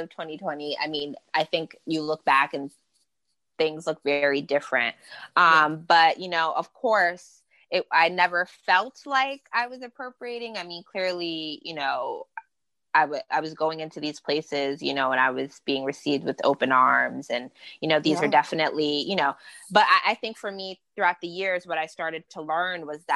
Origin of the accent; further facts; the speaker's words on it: New York City, New York, United States; I grew up in Queens, New York